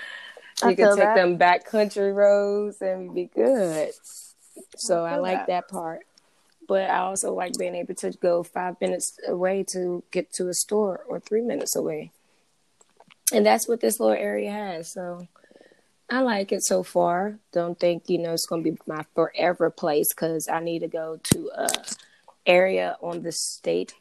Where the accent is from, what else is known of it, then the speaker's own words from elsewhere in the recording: Sanford, North Carolina, United States; also born or lived in Washington, District of Columbia, United States; now in Kannapolis, United States; I'm from DC, Southeast, back in the day, it was the hood.